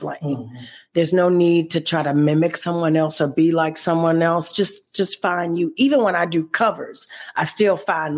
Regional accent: Oxford, Mississippi, United States; moved away as an adult; also born or lived in Jackson, Mississippi; now in Memphis, United States; I'm from Oxford, Mississippi, but I went to Jackson, Mississippi to go to college, and then that led me to here.

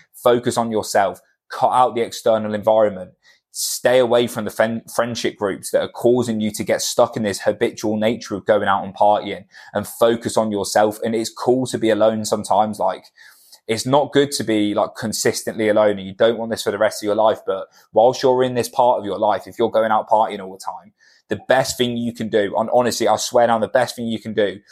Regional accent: Cornwall, South West England, United Kingdom; moved away; where we're from, like I'm from Cornwall, and it's a very small town mentality

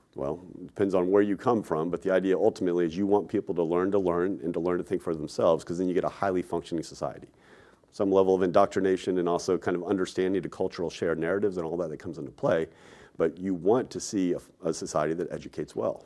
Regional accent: Texas, United States; moved away as an adult; also born or lived in New York; I'm a Texan, right? Born and raised there, went and lived in New York for roughly fifteen years, moved back to Texas

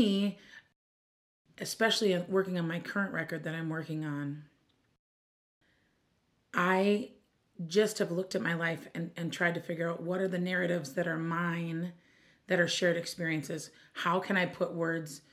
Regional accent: Minneapolis, Minnesota, United States; I'm from Minneapolis, Minnesota

